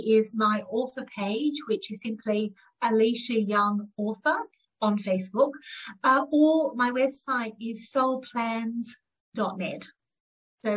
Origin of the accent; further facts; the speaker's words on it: Australia; I'm one of nine children growing up in Australia from Indian heritage